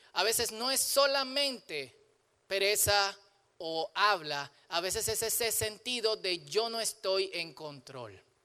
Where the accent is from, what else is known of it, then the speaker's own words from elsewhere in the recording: Dominican Republic; soy dominicano, soy dominicano.